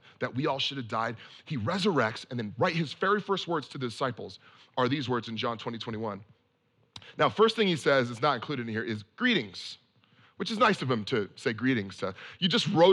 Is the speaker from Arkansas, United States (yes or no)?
no; Bay Area, California, United States; now in San Francisco, United States; I grew up in the Bay Area in California, and I bounced all around this place